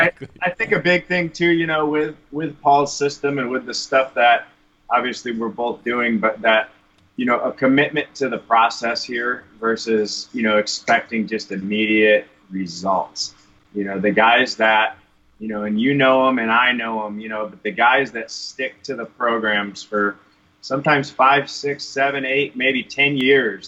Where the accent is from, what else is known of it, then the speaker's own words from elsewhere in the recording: Michigan, United States; now in Arizona, United States; growing up in Michigan